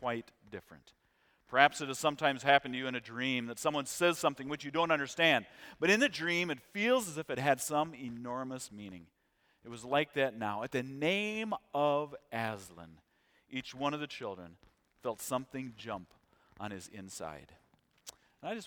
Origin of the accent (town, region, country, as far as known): United States